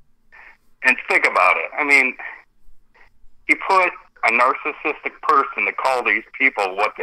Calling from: Cleveland, Ohio, United States; This is …. It's … from Cleveland, buddy.

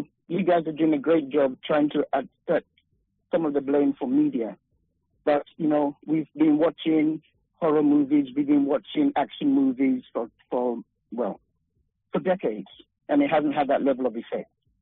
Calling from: Sacramento, California, United States; I'm calling from Sacramento

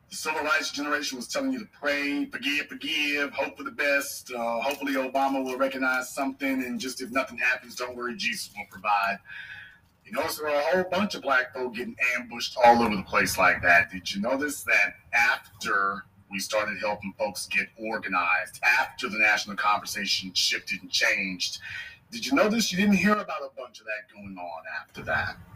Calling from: Arlington, Virginia, United States; I'm calling from Arlington, Virginia.

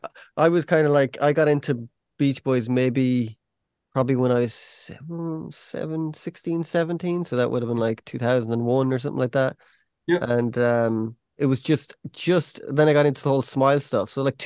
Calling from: Ireland; I'm in Ireland, so

